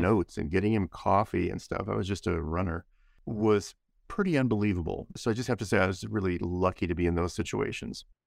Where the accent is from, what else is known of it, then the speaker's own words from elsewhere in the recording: San Gabriel Valley, Southern California, United States; I grew up in the San Gabriel Valley, which is a lovely part of Southern California, the Los Angeles area